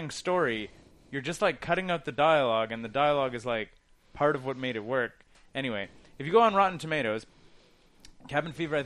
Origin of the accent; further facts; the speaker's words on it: Canada; as a Canadian